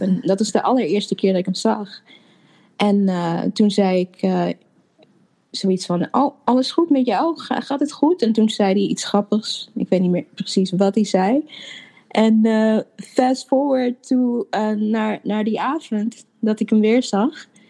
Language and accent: Dutch; Apeldoorn, Gelderland, Netherlands; moved away as an adult; also born or lived in Suriname / Amsterdam; now in Chicago, United States; daarna ben ik opgegroeid in Apeldoorn.